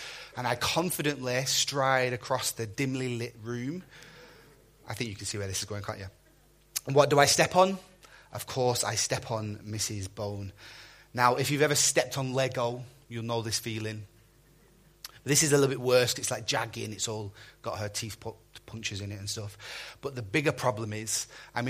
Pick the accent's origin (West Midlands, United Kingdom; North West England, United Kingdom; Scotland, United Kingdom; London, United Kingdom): North West England, United Kingdom; Burnley; moved away; My pastor that I grew up with back in Burnley